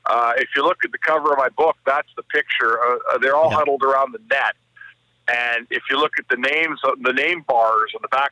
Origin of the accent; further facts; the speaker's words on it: Edmonton, Alberta, Canada; I grew up in Edmonton, and most of my life didn't have junior hockey